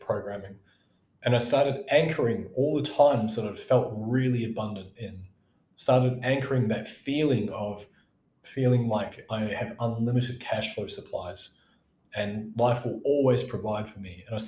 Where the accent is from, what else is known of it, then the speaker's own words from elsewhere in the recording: New Zealand; moved away; went back to my home country, New Zealand.